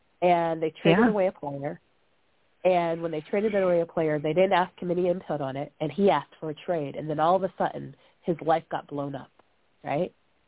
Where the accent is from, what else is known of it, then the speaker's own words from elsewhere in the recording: Pittsburgh, Pennsylvania, United States; from Pittsburgh, Pennsylvania, and Cleveland, they are our arch rivals when it comes to football specifically.